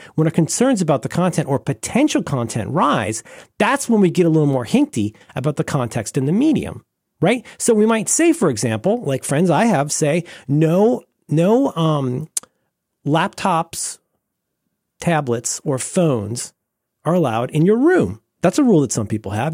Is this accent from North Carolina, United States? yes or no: no; Florida, United States; growing up in Florida